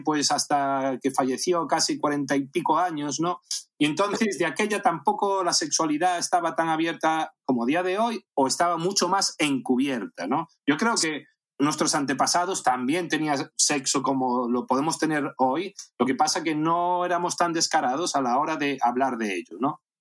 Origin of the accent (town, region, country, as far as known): A Coruña, Galicia, Spain; born or raised there; moved away as an adult; also born or lived in Caracas, Venezuela / Las Palmas de Gran Canaria